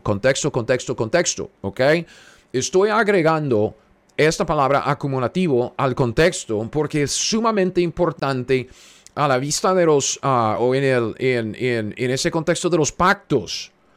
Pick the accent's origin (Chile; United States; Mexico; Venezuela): United States; Spanish is a second language; Soy un gringo cualquiera en medio de los Estados Unidos